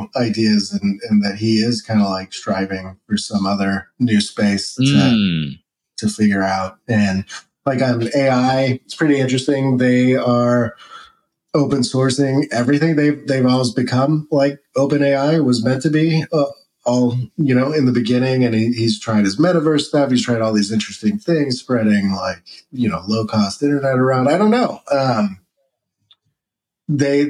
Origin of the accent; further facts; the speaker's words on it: Texas, United States; I grew up in Texas